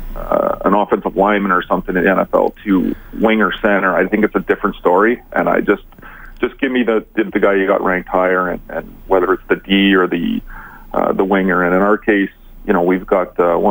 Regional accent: Montreal, Quebec, Canada; I was born and raised in Montreal

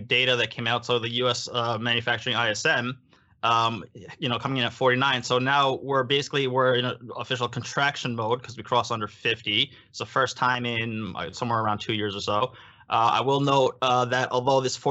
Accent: United States; now in Japan; I'm actually American

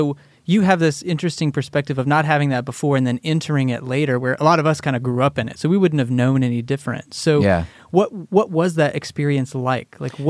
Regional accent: Texas, United States; me growing up in Texas in a more Southern tradition

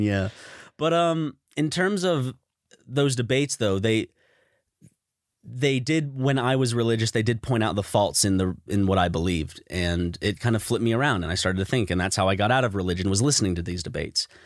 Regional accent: United States; we grew up in America

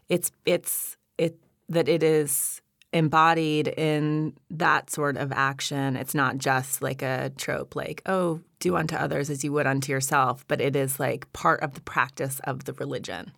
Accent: Montana, United States; I grew up in Montana

